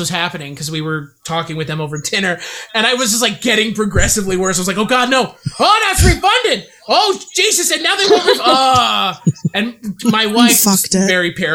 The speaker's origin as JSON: {"language": "English", "town": "Dallas", "region": "Texas", "country": "United States", "tie": "born or raised there", "moved": "yes", "said": "I'm from Dallas, Texas. It's a nightmare"}